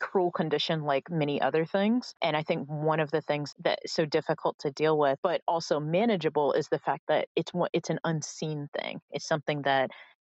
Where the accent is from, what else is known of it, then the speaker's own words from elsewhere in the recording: Florida, United States; accent: Southern drawl; moved away; when I go home to Florida, which, you know, is the South, but not the South, I kind of fall into, you know, more the y'all, the drawl